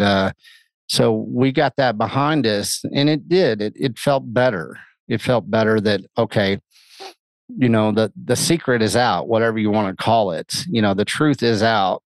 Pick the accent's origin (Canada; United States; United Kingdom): United States; the Bible Belt; I grew up in the Bible Belt